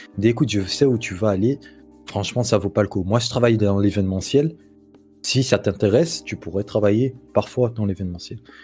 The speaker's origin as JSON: {"language": "French", "country": "Guinea", "tie": "born or raised there", "moved": "as an adult", "lives_now": "Morocco", "said": "j'ai grandi en Guinée et en 2016, fin 2016, je suis venu au Maroc pour finir mes études"}